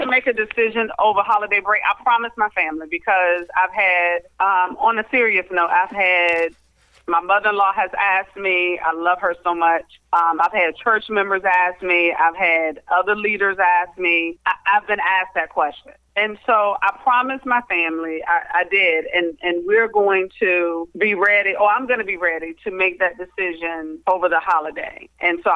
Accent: Cuckoo, Virginia, United States; now in Richmond, United States; I am originally from Cuckoo, Virginia, so which is a small town in Louisa County.

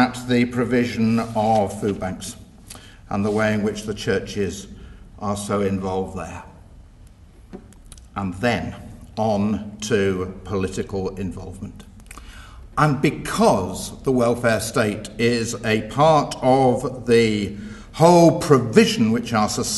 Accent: Leeds, Yorkshire and the Humber, United Kingdom; I come from Leeds.

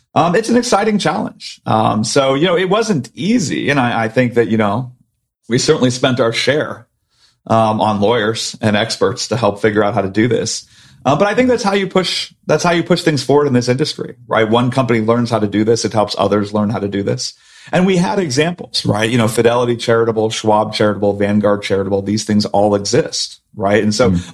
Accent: Silicon Valley, California, United States; born or raised there

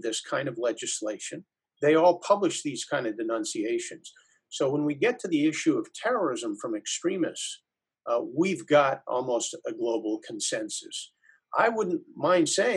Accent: United States

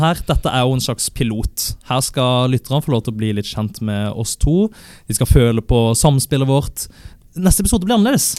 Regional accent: Kristiansand, Agder, Norway; jeg er 23 år, jeg er fra Kristiansand.

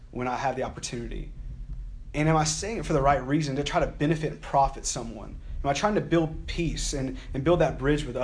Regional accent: Alabama, United States; I'm from Alabama

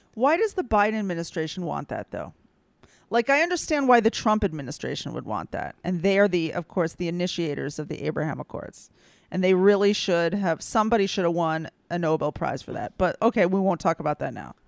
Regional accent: the Bible Belt, United States; moved away; I grew up in the Bible Belt and I faced a little bit of anti-Semitism

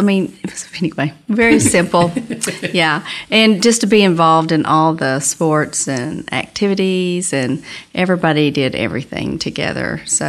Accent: Hart, Texas, United States; also born or lived in Knox City, Texas; now in Dimmitt, United States; I was born in Knox City, but raised in Hart.

